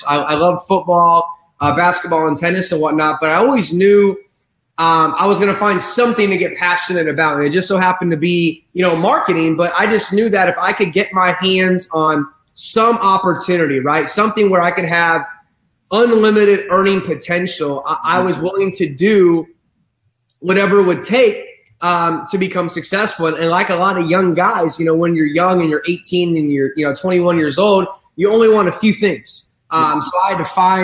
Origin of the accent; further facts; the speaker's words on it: Bexley, Ohio, United States; I'm from a small town in Ohio, Bexley, Ohio, you know, good old Midwest. And, you know, growing up, we were middle class America.